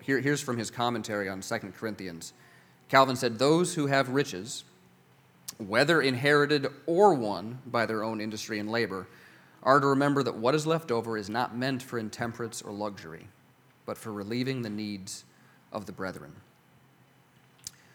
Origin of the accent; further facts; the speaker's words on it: United States; as an American Christian